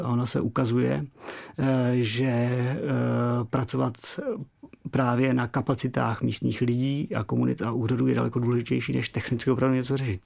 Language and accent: Czech; Czechia; u nás v Čechách